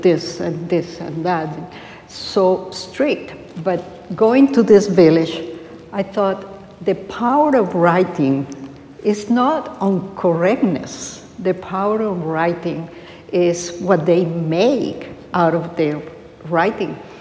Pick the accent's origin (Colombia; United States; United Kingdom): Colombia; moved away; I grew up in Latin America, in Colombia